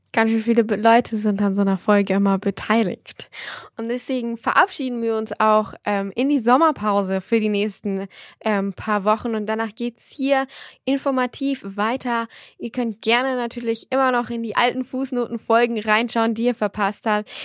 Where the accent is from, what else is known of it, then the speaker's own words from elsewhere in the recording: Germany; als Deutsche, als Europäerin